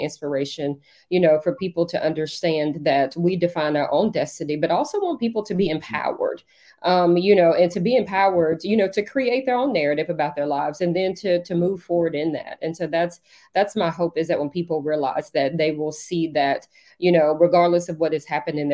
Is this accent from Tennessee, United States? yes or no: yes; Franklin, Tennessee, United States; growing up in Franklin, because that's originally where I'm from